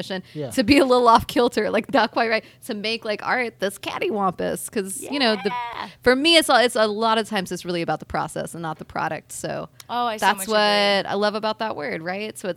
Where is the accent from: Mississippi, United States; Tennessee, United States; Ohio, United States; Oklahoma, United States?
Tennessee, United States; East; I grew up in East Tennessee, and my mother used the word cattywampus all the time